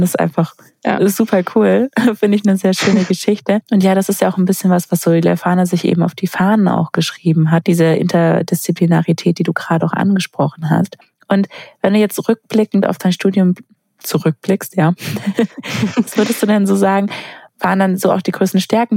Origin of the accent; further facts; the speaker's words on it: Sindelfingen, Baden-Württemberg, Germany; ich komme aus Sindelfingen bei Stuttgart unten, wo ja Daimler herkommt. Das heißt, ja. ganz, ganz viele bei uns haben genau das in den Sommerferien gemacht